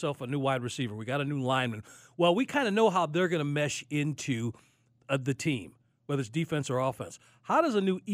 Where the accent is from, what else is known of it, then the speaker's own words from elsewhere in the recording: Chicago, Illinois, United States; I'm from Chicago